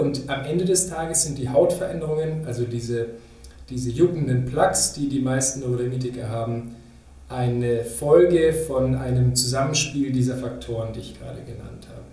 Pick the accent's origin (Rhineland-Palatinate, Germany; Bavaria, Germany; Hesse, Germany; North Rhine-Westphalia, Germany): Bavaria, Germany; Munich; moved away as an adult; also born or lived in Regensburg; now in Berlin, Germany; Ich komme ursprünglich aus München. Da bin ich äh, geboren worden und wurde da groß